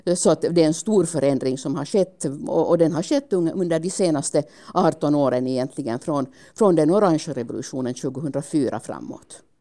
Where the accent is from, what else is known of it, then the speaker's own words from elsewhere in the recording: Finland; hemma i Finland